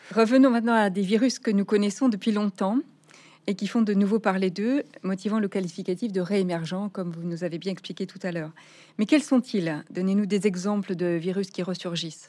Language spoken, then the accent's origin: French; Nouvelle-Aquitaine, France; chez nous en Nouvelle-Aquitaine